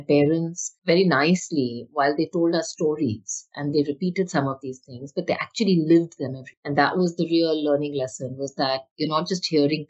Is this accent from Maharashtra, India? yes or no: yes; Mumbai, Maharashtra, India; I grew up obviously in Bombay as a middle class to upper middle class kid